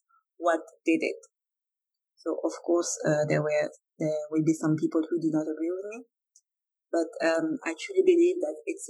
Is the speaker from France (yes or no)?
yes; France; I'm French.